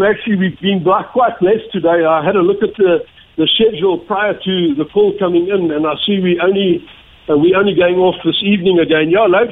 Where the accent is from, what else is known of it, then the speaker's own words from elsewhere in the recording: South Africa; And being in South Africa, being in Ireland and being in South African